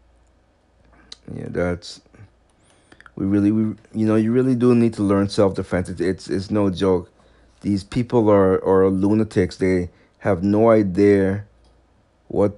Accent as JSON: {"language": "English", "region": "Massachusetts", "country": "United States", "tie": "born or raised there", "said": "This is in my home state of Massachusetts, even though I don't live in Boston"}